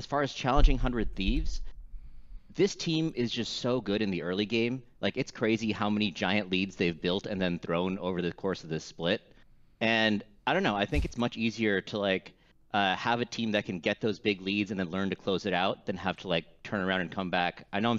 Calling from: San Francisco, California, United States; San Francisco, California.

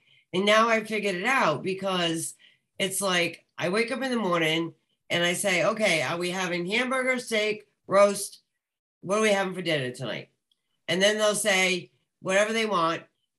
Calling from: Rhode Island, United States; I am calling from Rhode Island.

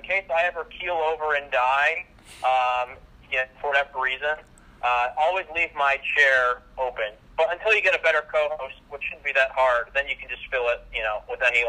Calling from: Toledo, Ohio, United States; Yeah, hi. … I'm calling from Toledo, Ohio.

